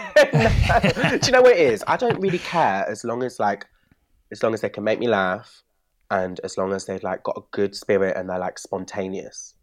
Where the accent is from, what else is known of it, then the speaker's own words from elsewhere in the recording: Bristol, South West England, United Kingdom; moved away; When I grew up in Bristol